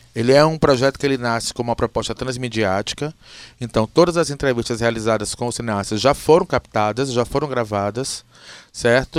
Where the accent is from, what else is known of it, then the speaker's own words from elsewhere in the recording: Alagoas, Brazil; now in Ceará, Brazil; eu sou alagoano e a razão de ter vindo morar no Ceará foi para fazer essa escola